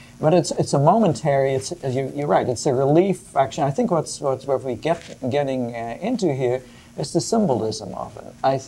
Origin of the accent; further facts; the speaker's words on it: Netherlands; moved away as an adult; now in United States; When I came to this country 35 years ago, I'd never heard of Thanksgiving, for example. We are from the Netherlands